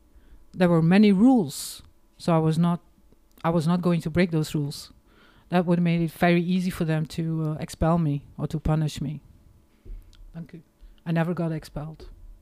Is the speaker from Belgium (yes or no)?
yes; Hamme, Flanders, Belgium; English is a second language; because I grew up in the Flemish country, Oost Vlaanderen, in the 70s, for fuck's sake.